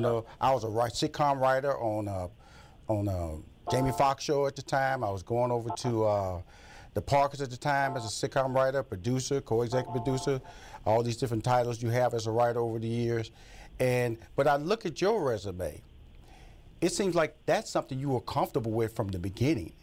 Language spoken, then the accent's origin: English; Houston, Texas, United States; moved away; also born or lived in Los Angeles, California; I come from Fifth Ward, Texas